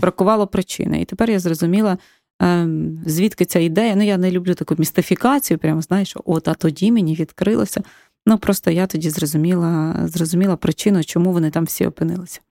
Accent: Ukraine; first language Ukrainian; moved away as an adult; also born or lived in Kyiv / Barcelona; Я виросла все рівно з українською свідомістю в україномовній сім'ї

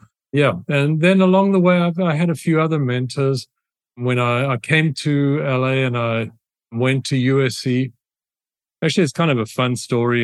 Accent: South Africa; accent: South African; moved away as an adult; now in United States; My accent is South African, in case you and the audience is wondering. So I grew up in South Africa. I left South Africa when I was 18 years old to come to the United States

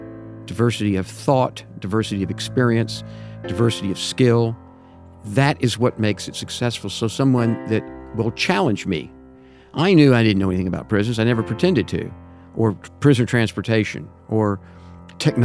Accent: Nashville, Tennessee, United States; I was born on Church Street

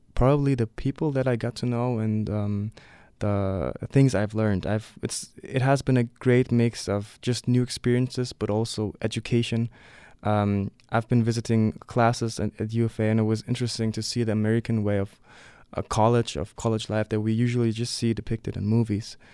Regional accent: Leipzig, Saxony, Germany; I was born and raised in Leipzig

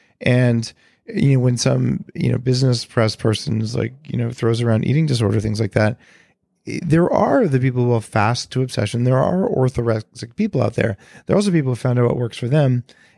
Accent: Silicon Valley, California, United States; But I know I'm from Silicon Valley.

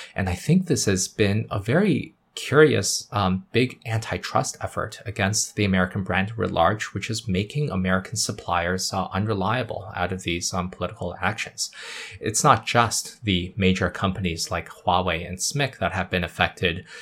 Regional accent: Yunnan, China; moved away; I was born in Yunnan

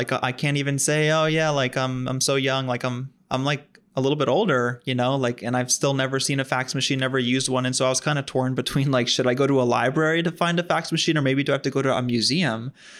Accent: Long Island, New York, United States; also born or lived in Philadelphia; born and raised on the East Coast, so actually grew up on Long Island, and then ended up working and living in right about Philly area for a while.

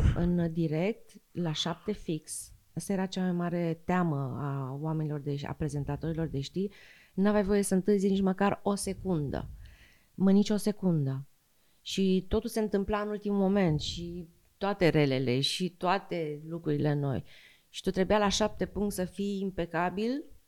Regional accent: Slobozia, Ialomița County, Romania; copilăria mea din Slobozia, în Bărăgan

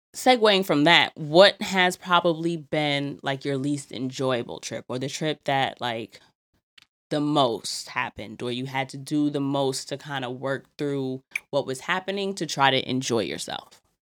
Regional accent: New York City, New York, United States; I'm from Queens

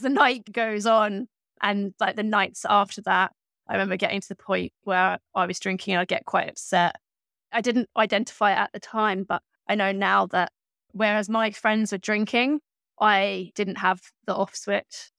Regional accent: Berkshire, South East England, United Kingdom; I grew up in Berkshire in the southeast of England, and I grew up in, like, a sort of small town

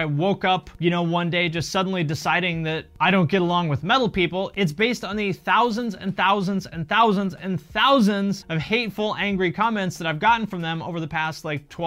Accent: Seattle, Washington, United States; I grew up on the West Coast in the Seattle

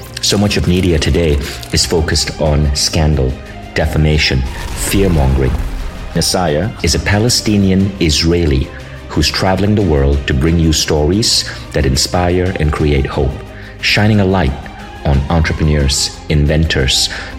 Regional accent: Malaysia; also born or lived in United States; I grew up in Malaysia. I lived in Malaysia most of my life. I moved to the US briefly for about 9 years.

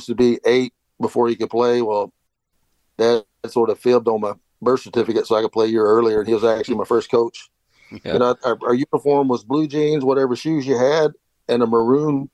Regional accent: Cleveland, Texas, United States; I was born in Cleveland, Texas, on August 7, 1967. And we actually lived about 6-7 miles out of Cleveland on Tarkington Prairie. So I grew up out in the woods on a farm

